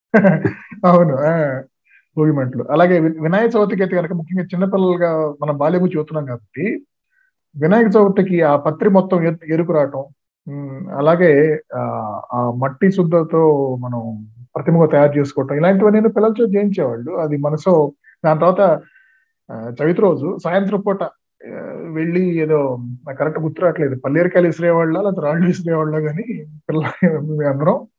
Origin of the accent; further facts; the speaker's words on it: Chebrolu, Andhra Pradesh, India; పల్లెటూరులోనే పెరిగాను అంటే పదవ తరగతి దాకా నేను గుంటూరు జిల్లా చేబ్రోలు అనే గ్రామంలో